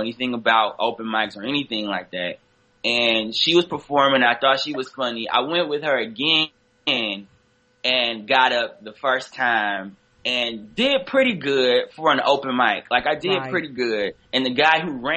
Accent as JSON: {"language": "English", "town": "Detroit", "region": "Michigan", "country": "United States", "tie": "born or raised there", "moved": "as an adult", "lives_now": "New York, United States", "said": "I'm from Detroit originally."}